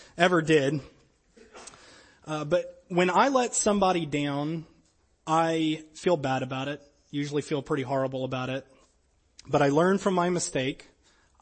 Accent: Louisiana, United States; I was pretty much Braves fan growing up in Louisiana because we didn't have a team

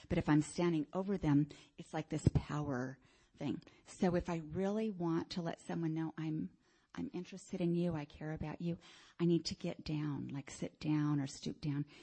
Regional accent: Miami, Florida, United States; And it's a lot more than I grew up in Miami.

